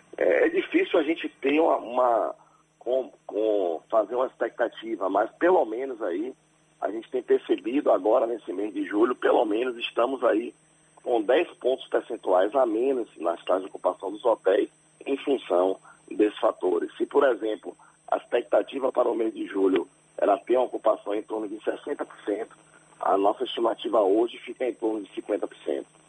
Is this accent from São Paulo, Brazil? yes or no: no; Salvador, Bahia, Brazil; nós somos aqui de Salvador